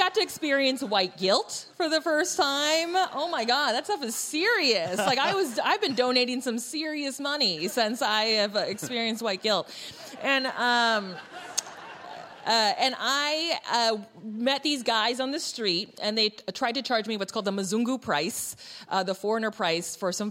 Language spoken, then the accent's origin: English; United States; I'm third generation Chinese American